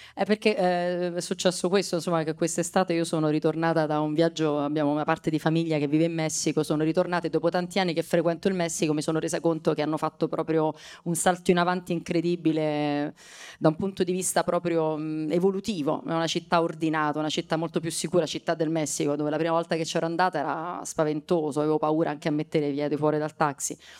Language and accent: Italian; Rome, Lazio, Italy; io sono romana e nata e cresciuta a Testaccio